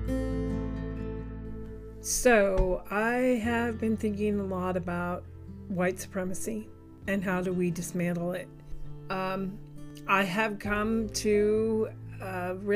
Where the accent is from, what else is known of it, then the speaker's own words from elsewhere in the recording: Kansas, United States; I grew up in Kansas. I was born on the Missouri side of Kansas City, and then we moved to Kansas